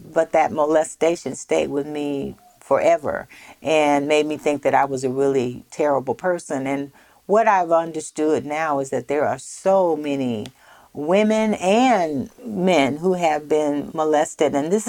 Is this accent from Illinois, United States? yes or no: no; Minden, Louisiana, United States; also born or lived in San Francisco; when I moved from San Francisco to the South, to northern Louisiana, I didn't know that I was a colored child.